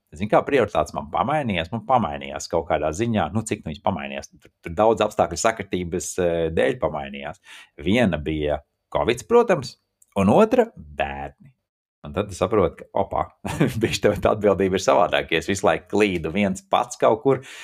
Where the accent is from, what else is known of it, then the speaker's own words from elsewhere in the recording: Riga, Latvia; moved away; Es esmu rīznieks no Rīgas